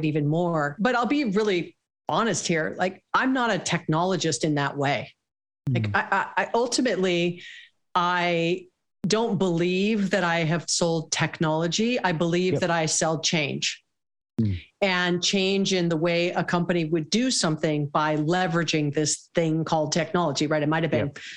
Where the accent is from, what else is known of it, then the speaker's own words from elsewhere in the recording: Hawaii, United States; I was born and raised in Hawaii